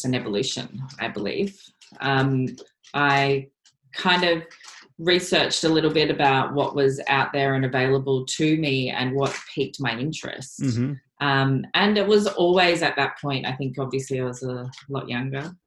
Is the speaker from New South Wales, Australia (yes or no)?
no; Gold Coast, Queensland, Australia; moved away as an adult; now in Melbourne, Australia; I grew up on the Gold Coast, and the Gold Coast is very small